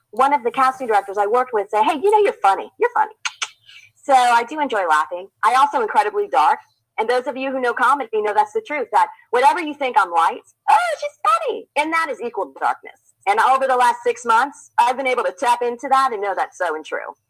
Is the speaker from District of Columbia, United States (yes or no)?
no; Indiana, United States; moved away; I'm from Indiana originally, dairy farm, still in the family